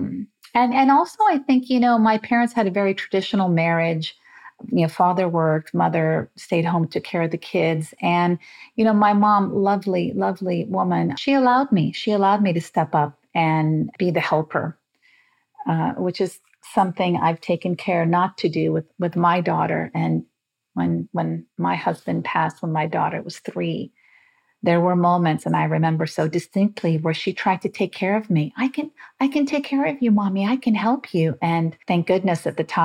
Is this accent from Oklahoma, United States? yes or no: no; Las Vegas, Nevada, United States; also born or lived in Beirut, Lebanon; I grew up in Las Vegas because my father was in the casino business